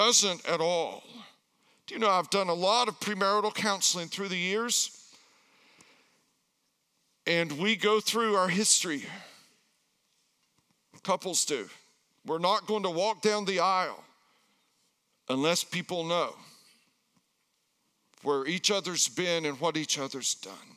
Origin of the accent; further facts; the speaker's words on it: Erwin, Tennessee, United States; moved away; I grew up in the backwoods of Tennessee